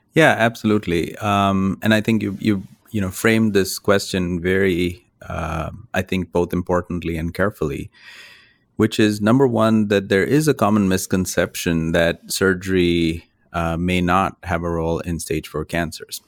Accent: India; moved away as an adult; now in United States; I grew up in India, which is where I did my medical training. And, uh, I've spent now half of my life in the United States and half my life in India

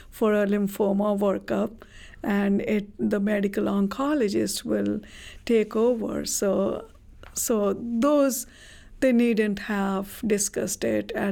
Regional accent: India; moved away; I come from India

